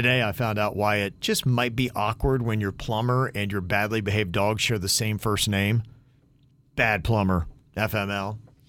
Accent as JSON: {"language": "English", "town": "Logan", "country": "United States", "tie": "born or raised there", "said": "the barbershop in my hometown in Logan"}